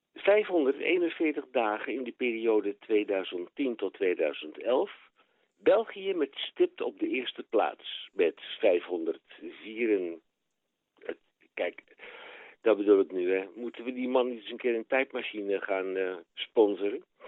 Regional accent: Netherlands; now in Belgium

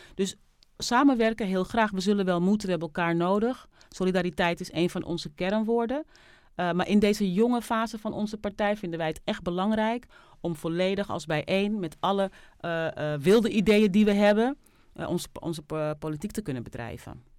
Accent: Netherlands; Ik ben in Nederland geboren

